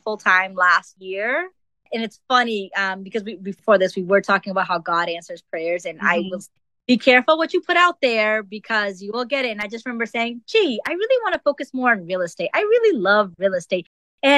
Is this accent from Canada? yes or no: no; Dominican Republic; now in Boston, United States; I live in Boston. I'm originally from the Dominican Republic